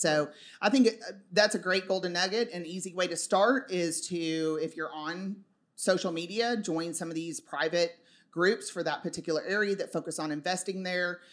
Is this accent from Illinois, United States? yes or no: no; Dallas, Texas, United States; I'm from Dallas